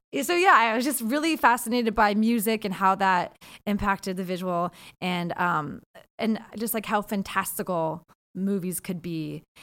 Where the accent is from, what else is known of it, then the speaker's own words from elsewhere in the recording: Seattle, Washington, United States; I'm from Seattle, so I went to L